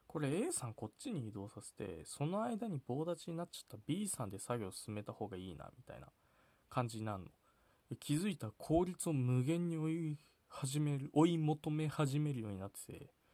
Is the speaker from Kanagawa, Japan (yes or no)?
no; Sapporo, Hokkaido, Japan; 僕はテイネクってところ出身